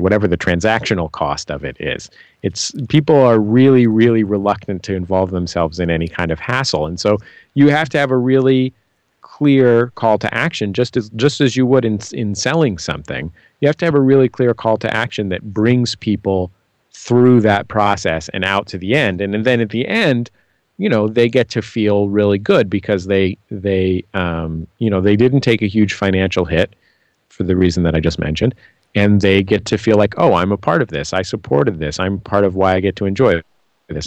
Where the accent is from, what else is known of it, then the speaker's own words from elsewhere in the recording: San Francisco, California, United States; I'm from San Francisco